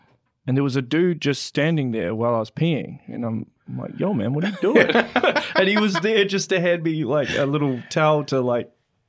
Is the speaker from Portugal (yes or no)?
no; Auckland, New Zealand; Sure, so I'm originally from Auckland, right?